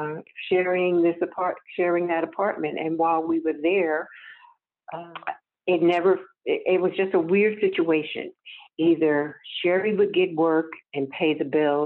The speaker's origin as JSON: {"language": "English", "town": "Newark", "region": "New Jersey", "country": "United States", "tie": "born or raised there", "said": "we were born and raised in Newark"}